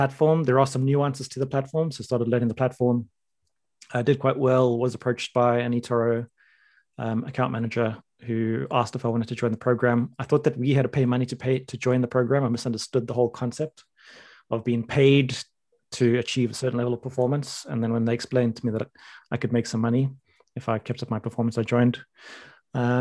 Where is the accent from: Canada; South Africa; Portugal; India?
South Africa; moved away as an adult; now in London, United Kingdom; I am a South African immigrant to London